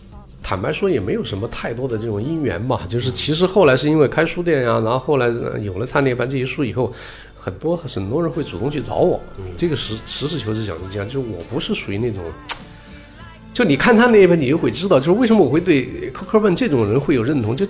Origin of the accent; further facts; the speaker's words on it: China; 就是我找准的无非就是说我作为一个个人，我作为一个中国人，我觉得他在什么地方影响我、打动我了。